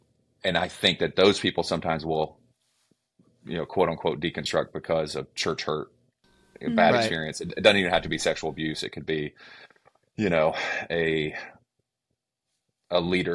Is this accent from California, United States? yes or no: no; Georgia, United States; accent: Southern; now in Cincinnati, United States; if I use my Southern accent, don't get offended because I'm actually from Georgia